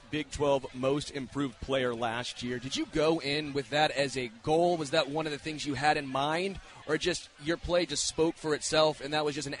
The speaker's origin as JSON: {"language": "English", "town": "Kansas City", "region": "Missouri", "country": "United States", "tie": "born or raised there", "said": "I grew up here in Kansas City"}